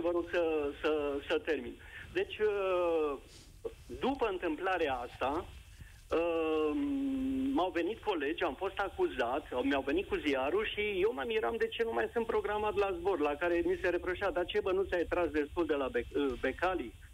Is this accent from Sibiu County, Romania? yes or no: yes; Sibiu, Sibiu County, Romania; eu sunt sibian, locuiesc în Sibiu.